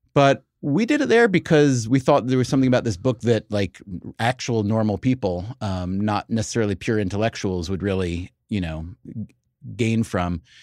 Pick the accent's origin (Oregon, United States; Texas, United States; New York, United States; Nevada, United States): New York, United States; we're from New York